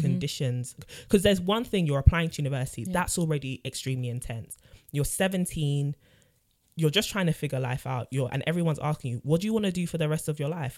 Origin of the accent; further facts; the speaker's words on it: London, United Kingdom; born and raised in North London too